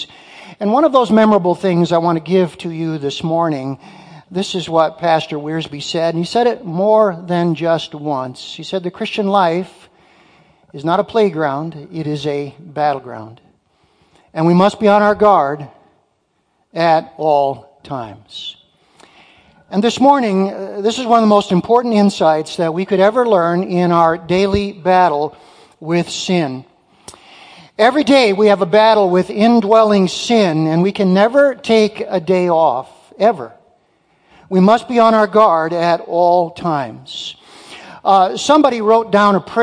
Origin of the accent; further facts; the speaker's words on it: Muskegon, Michigan, United States; also born or lived in Detroit, Michigan; now in Marquette, United States; I was born in Detroit. My folks moved from the UP to Detroit, where my sisters and I were born. I was raised in Muskegon